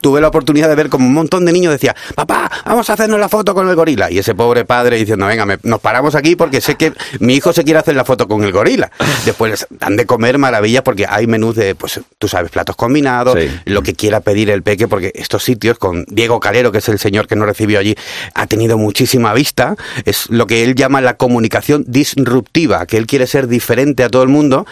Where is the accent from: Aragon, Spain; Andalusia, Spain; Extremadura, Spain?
Andalusia, Spain; Cádiz; yo soy de Cádiz, así que mi tierra es una cosa maravillosa.